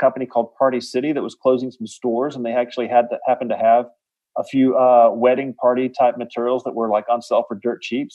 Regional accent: rural Alabama, United States; I grew up in Alabama, you know, surrounded by kittens

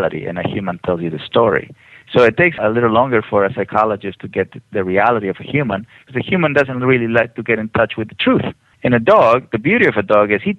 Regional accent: Mexico; now in United States; I'm from Mexico

